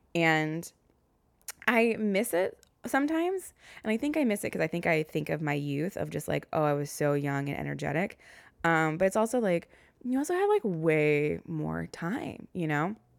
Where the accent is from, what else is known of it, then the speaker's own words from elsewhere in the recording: the South, United States; accent: Southern; now in New York City, United States; my Southern accent came out.